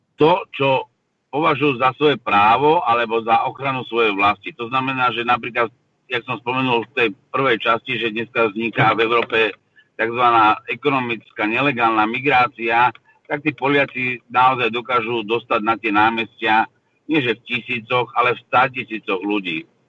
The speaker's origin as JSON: {"language": "Slovak", "country": "Slovakia", "said": "Ja som hrdý Slovák"}